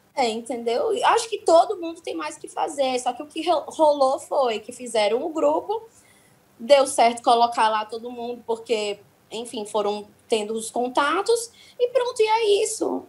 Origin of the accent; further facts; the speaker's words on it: Ceará, Brazil; Eu sou cearense e eu, como brasileira e cearense